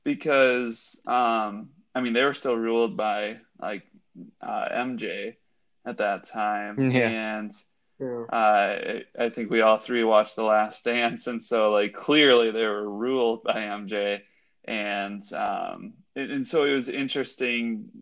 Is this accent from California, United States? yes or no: no; Minnesota, United States; me growing up in Minnesota